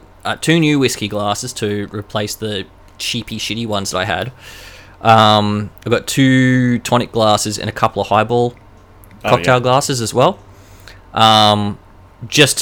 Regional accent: Queensland, Australia; I am from Queensland

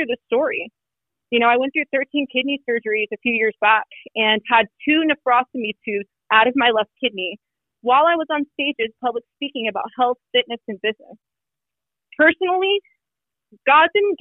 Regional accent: Phoenix, Arizona, United States; I was born in Phoenix, Arizona, my family is Mexican and Cuban.

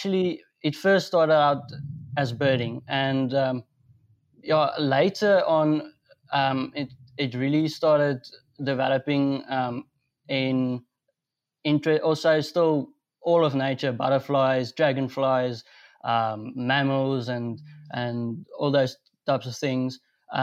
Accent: North West, South Africa; I'm from Northwest. I live in Rustenburg.

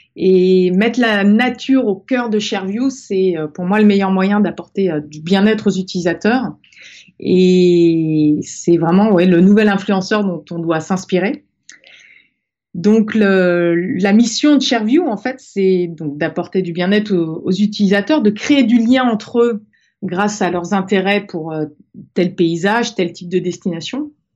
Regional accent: Brittany, France; je suis née en Bretagne, au bord de la mer, dans une famille où on adorait la mer

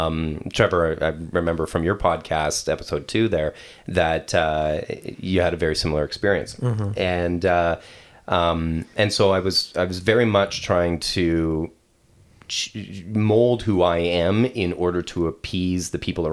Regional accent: Quebec, Canada; also born or lived in western Canada; I grew up in Quebec, and then my family moved out west and restarted.

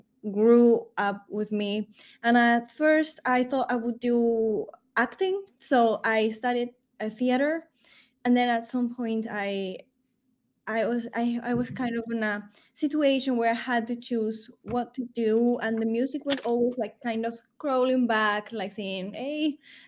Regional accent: Peru; I am from Peru at origin, and we love having music everywhere

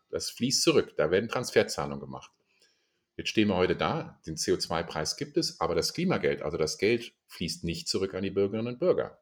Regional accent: Germany; also born or lived in Indonesia; bei uns in Deutschland

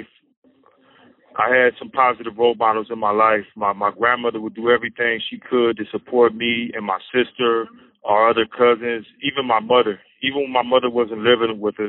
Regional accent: Sacramento, California, United States; I was born in 1972 in Sacramento, California, to a single mother

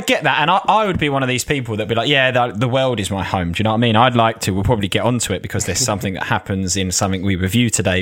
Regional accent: Essex, East of England, United Kingdom; also born or lived in Australia; I'm from Essex

